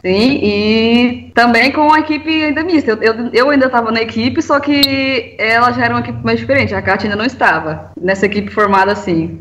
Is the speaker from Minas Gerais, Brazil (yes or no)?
yes; Itapagipe, Minas Gerais, Brazil; Sou da região do Triângulo Mineiro, numa cidade chamada Itapajipe, perto ah, de Uberlândia